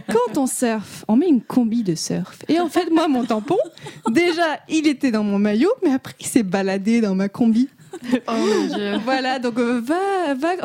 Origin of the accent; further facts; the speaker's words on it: Morocco; j'ai grandi au Maroc